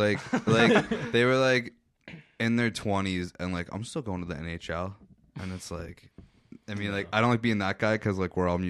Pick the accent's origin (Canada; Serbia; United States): Canada; Meaford, Ontario; I know people like you from my hometown